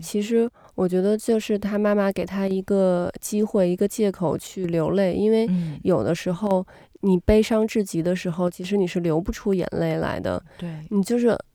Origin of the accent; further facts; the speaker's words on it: China; 因为是我从中国来的嘛